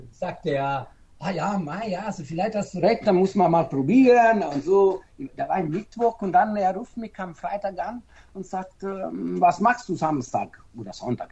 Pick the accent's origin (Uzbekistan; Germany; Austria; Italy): Italy; Naples, Campania; German is a second language; moved away; ich bin Italiener, also äh, Italiener, ich bin Neapolitaner